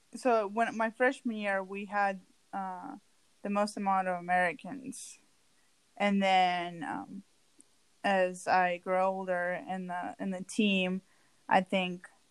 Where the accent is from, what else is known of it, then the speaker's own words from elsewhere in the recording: Moscow, Russia; moved away as an adult; also born or lived in Kansas, United States; now in United States; I'm from Moscow, Russia.